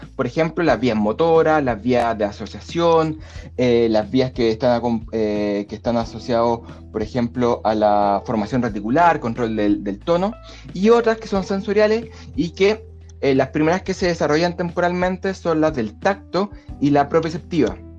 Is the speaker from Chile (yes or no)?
yes; Chile; yo soy chileno.